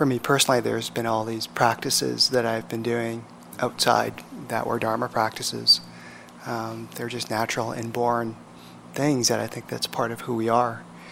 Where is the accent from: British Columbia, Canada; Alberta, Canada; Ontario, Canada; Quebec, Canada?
British Columbia, Canada; Vancouver; I am from Vancouver, Canada